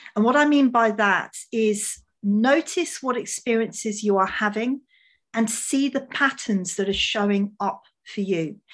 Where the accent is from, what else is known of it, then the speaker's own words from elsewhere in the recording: England, United Kingdom; My parents are Hungarian, so, um, I, I mean, I was born in England